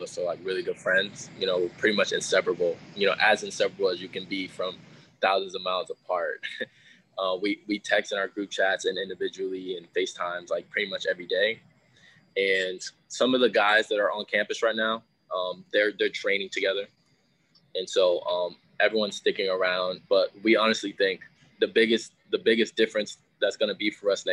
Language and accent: English; Seattle, Washington, United States; we're both from the Northwest.